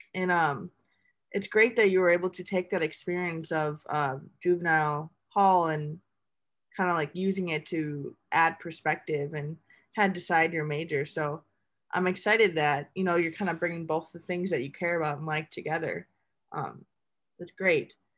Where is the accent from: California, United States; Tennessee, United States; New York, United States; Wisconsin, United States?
Wisconsin, United States; Milwaukee; I'm from Milwaukee, Wisconsin. Like, that's where I am right now